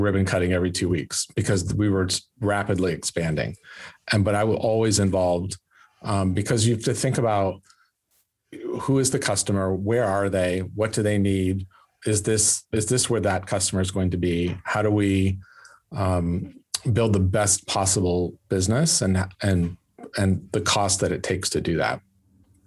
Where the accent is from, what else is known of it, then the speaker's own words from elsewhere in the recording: California, United States; moved away; also born or lived in Los Angeles / Sacramento; I'm from Lake Tahoe, but my family's in Sacramento now